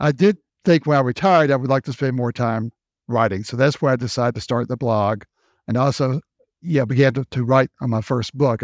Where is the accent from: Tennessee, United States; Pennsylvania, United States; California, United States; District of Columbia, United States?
Tennessee, United States; Memphis; moved away as an adult; also born or lived in North Carolina / South Carolina / Florida / Texas; grew up in Memphis, Tennessee. That was my hometown